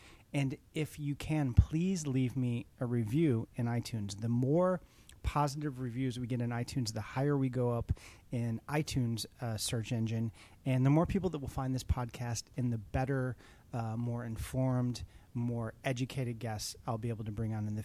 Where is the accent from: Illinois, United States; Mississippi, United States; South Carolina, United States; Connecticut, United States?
Illinois, United States; Chicago; I'm a fellow Chicagoan. I'm from Chicago